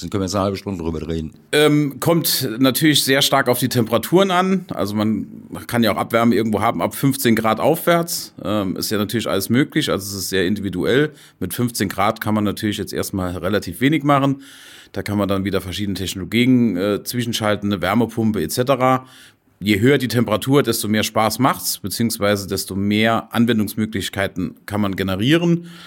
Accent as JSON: {"language": "German", "region": "Saarland", "country": "Germany", "said": "Stahlindustrie, ganz groß, auch bei uns im Saarland, wo ich ja herkomme, ist natürlich auch Stahlindustrie sehr groß."}